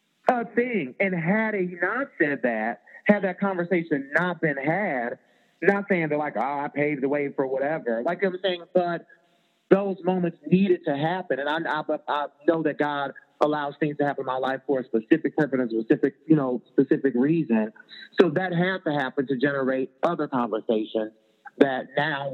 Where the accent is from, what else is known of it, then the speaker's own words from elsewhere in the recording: Chicago, Illinois, United States; I'm from Chicago